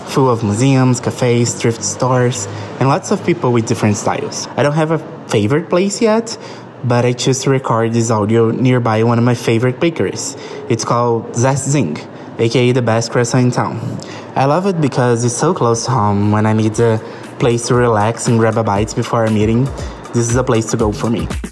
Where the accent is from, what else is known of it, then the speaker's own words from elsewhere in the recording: Rio de Janeiro, Brazil; moved away as an adult; now in São Paulo, Brazil; I'm a Brazilian designer and lettering artist. I'm from Rio de Janeiro, but I just moved to São Paulo a couple weeks ago.